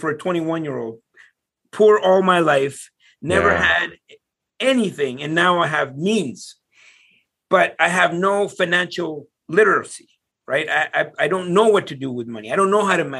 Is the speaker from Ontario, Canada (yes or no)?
yes; Ottawa, Ontario, Canada; I'm from Ottawa, but we were in Toronto